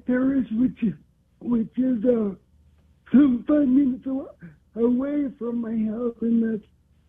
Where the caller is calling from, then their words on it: Austin, Texas, United States; I'm calling from Austin.